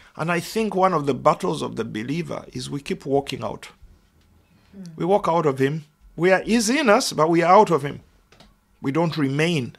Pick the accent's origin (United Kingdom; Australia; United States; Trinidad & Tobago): United Kingdom; as British people